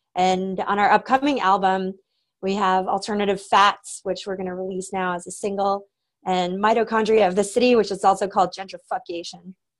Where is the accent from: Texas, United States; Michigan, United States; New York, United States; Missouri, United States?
Texas, United States; Austin; I grew up in Austin